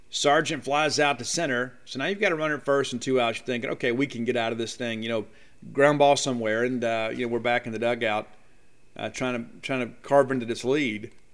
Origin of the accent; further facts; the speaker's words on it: Columbia, Mississippi, United States; Columbia, Mississippi, my hometown